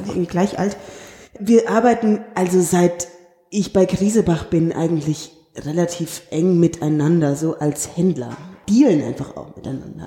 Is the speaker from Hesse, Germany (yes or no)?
yes; Darmstadt, Hesse, Germany; moved away; also born or lived in Cologne / Berlin; ich komme aus Darmstadt eben und aus der Nähe von Frankfurt